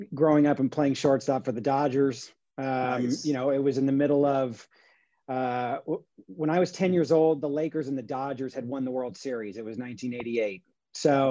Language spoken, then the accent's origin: English; Long Beach, California, United States; Born and raised in California. Yeah. Long Beach